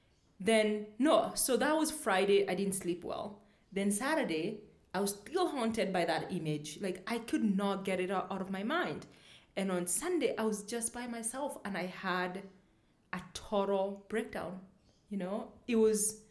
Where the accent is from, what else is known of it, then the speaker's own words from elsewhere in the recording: Kenya; also born or lived in United States; I am black. I am African, I'm Kenyan, I'm a Kikuyu